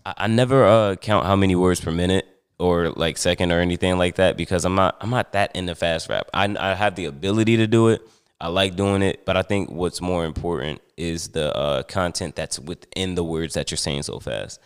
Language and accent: English; Newark, New Jersey, United States; also born or lived in Montclair, New Jersey / East Orange, New Jersey; although I was born and raised in Montclair, I spent, like, most of my childhood in Newark and East Orange